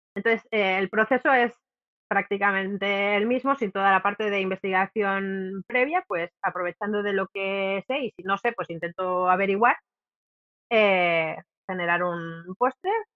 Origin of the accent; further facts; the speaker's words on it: Cantabria, Spain; Cantabria porque como es mi tierra